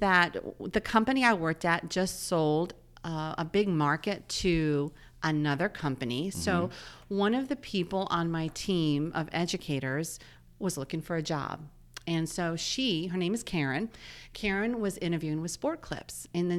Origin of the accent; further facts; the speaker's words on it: North Carolina, United States; I am from North Carolina.